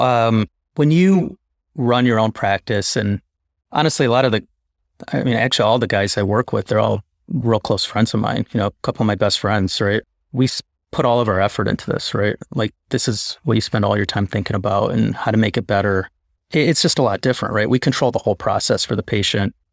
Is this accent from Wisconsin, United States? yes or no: no; Chicago, Illinois, United States; I grew up in Chicago